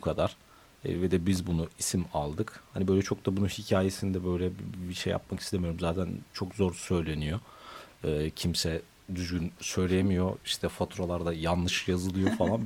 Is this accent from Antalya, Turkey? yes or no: no; Ankara, Turkey; now in Istanbul, Turkey; bir Ankaralı olarak